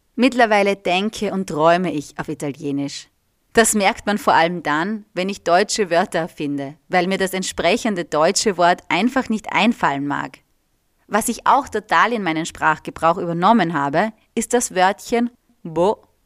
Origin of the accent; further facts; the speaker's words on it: Austria; also born or lived in Reggio Emilia, Italy; dass ich aus Österreich komme